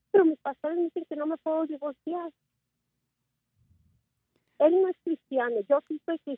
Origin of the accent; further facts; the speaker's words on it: Mexico; moved away; siempre me humilla porque él he nacido aquí, pero yo soy mexicana, pero siempre me dice que, soy una mexicana chapa